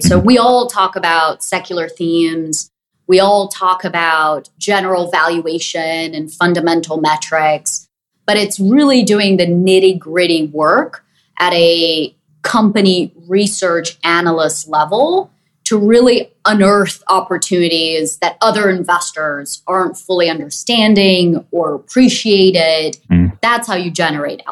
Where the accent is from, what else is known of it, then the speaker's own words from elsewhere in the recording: Brazil; moved away; I grew up in Brazil